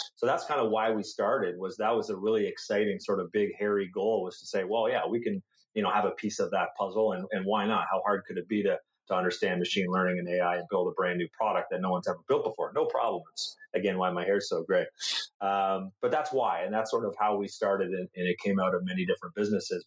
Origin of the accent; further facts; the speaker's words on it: Canada; I'm Canadian